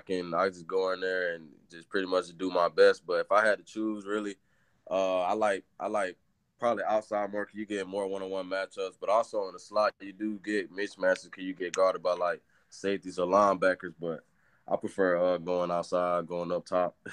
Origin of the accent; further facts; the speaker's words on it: Orlando, Florida, United States; I'm from Orlando, Florida